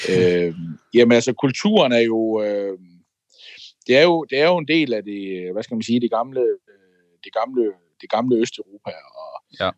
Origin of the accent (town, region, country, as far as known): Denmark; moved away as an adult; now in Prague, Czech Republic